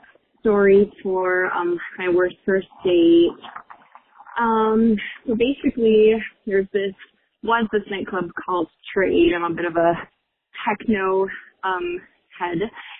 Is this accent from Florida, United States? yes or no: yes; Miami, Florida, United States; I am from Miami.